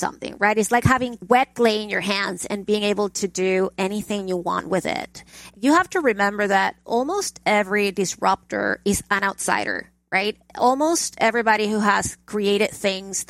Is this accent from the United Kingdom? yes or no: no; Caracas, Capital District, Venezuela; moved away as an adult; now in United States; I grew up in Caracas, Venezuela